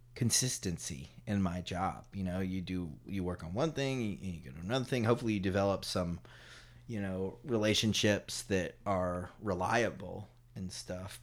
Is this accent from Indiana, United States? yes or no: no; Durham, North Carolina, United States; moved away as an adult; also born or lived in Paris, France / Chapel Hill; when we were growing up in Durham